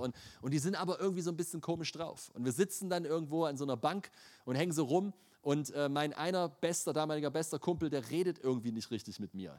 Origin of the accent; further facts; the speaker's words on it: Leipzig, Saxony, Germany; Ich bin in Leipzig aufgewachsen